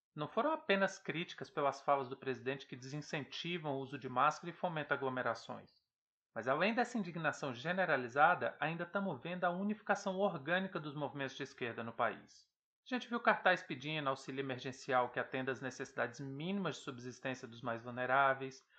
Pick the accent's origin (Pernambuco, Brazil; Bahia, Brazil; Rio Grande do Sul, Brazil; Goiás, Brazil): Goiás, Brazil; Ceres; minha cidade natal, Séries, no interior do Goiás